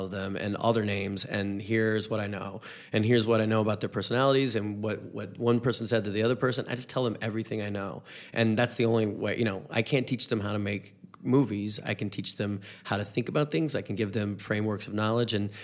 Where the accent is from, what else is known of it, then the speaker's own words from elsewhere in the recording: North Carolina, United States; moved away as an adult; now in Missouri, United States; I'm from the South, I'm from a different part of the South, North Carolina